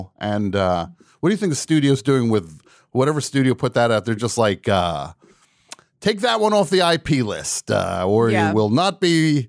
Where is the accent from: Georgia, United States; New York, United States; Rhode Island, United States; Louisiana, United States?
Georgia, United States; Atlanta; of course, I'm from Atlanta. I root for the Braves